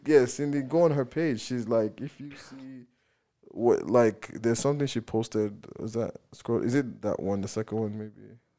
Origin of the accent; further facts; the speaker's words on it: Nigeria; as a Nigerian